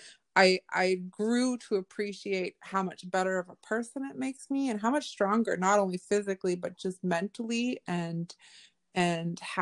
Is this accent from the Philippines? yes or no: no; Nova Scotia, Canada; I grew up off reserve. I grew up here in Nova Scotia